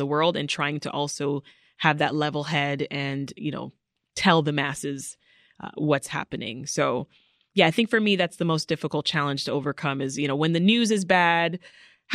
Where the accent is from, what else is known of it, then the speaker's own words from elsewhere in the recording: Kingston, Jamaica; also born or lived in Canada; now in United States; I was born in Jamaica. I was born in the capital city of Kingston